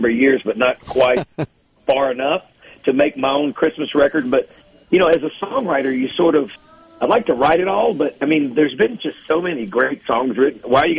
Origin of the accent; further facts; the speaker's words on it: Mississippi Delta, United States; I am from the Mississippi Delta and I am a Mississippian